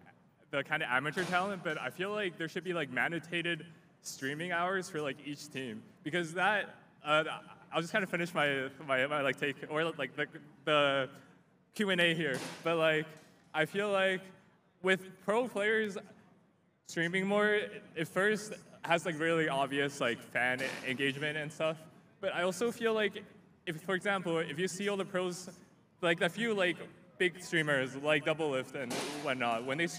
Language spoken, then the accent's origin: English; Toronto, Ontario, Canada; I'm from Toronto.